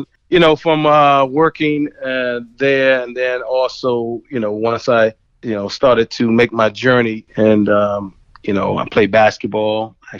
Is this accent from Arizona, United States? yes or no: no; Washington, District of Columbia, United States; growing up in D.C., and I grew up in D.C.